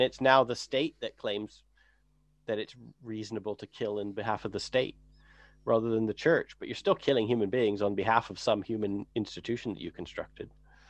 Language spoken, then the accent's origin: English; England, United Kingdom; We're both in England. We're both English.